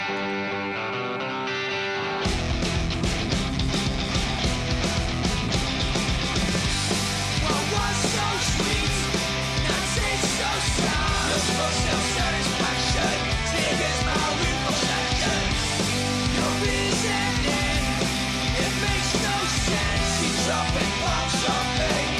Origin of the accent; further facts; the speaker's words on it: Liverpool, North West England, United Kingdom; from my hometown of Liverpool.